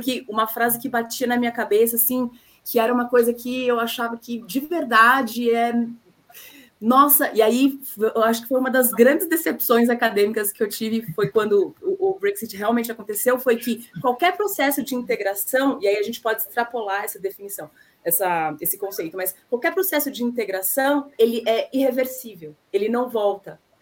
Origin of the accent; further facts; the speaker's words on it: Brazil; now in Paraguay; enquanto brasileiros